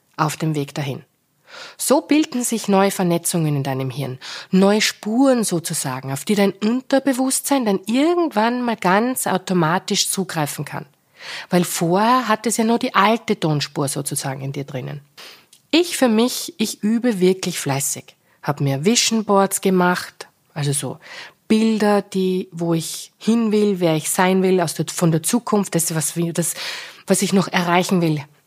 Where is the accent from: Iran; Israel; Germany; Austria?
Austria; Styria; moved away; Im Krankenhaus, in meiner Geburtsstadt in der Steiermark